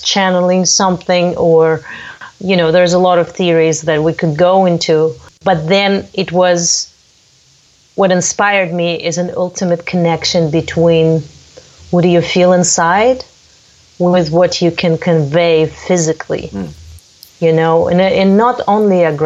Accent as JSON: {"language": "English", "region": "Crimea", "country": "Ukraine", "tie": "born or raised there", "moved": "yes", "said": "my birthplace is Crimea"}